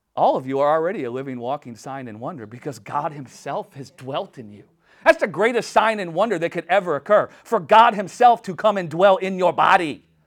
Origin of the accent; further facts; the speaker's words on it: United States; I'm just an American